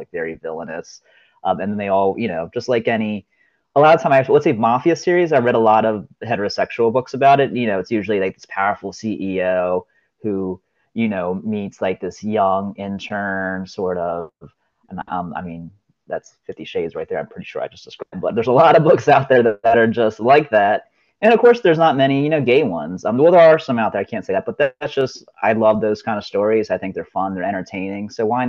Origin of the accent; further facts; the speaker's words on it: Ocean City, Maryland, United States; now in Rehoboth Beach, United States; I grew up in Ocean City. And then, of course, as I got older, I realized there's a town right next to it called Rehoboth Beach with a lot more of a gay scene. And now I'm in Rehoboth.